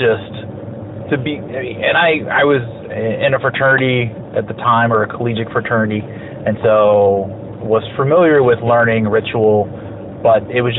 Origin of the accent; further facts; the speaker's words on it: Arlington, Texas, United States; now in Arizona, United States; I grew up in Arlington, Texas.